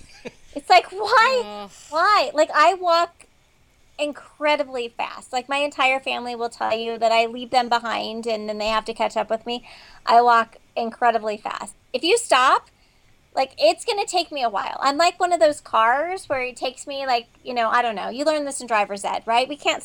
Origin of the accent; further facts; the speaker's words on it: Kansas, United States; I grew up in Kansas, so we were allowed to drive at 14, you know, like the tractors